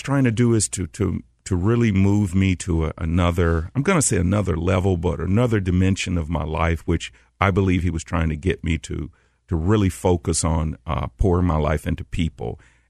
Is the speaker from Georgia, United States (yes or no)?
yes; Atlanta, Georgia, United States; also born or lived in New York; So when my career was over, I moved back to Atlanta, which is my hometown